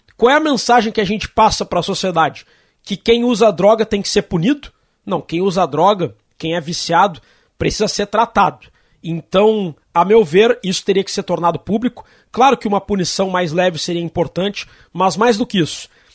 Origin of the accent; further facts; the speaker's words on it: Brazil; nós, como brasileiros que sempre torcemos para o Brasil